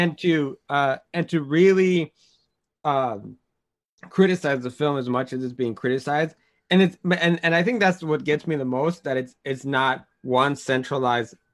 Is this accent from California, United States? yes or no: yes; Oakland, California, United States; I'm from Oakland